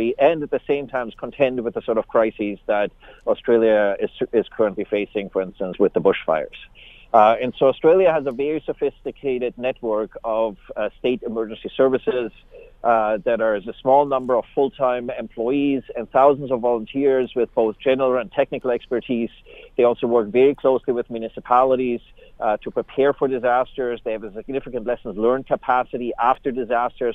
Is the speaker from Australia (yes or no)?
no; Canada; as Canadians